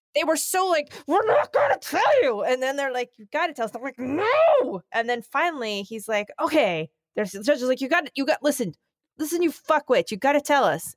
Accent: New York, United States; I'm a New Yorker

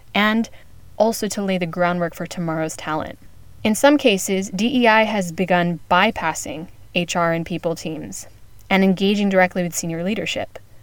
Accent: United States; now in Spain; as an American based in Spain

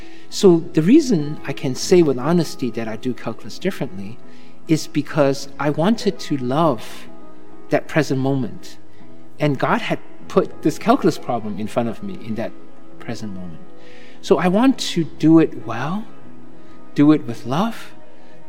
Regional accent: China; also born or lived in Southeast Asia / Cambridge, Massachusetts; now in Falmouth, United States; growing up in China

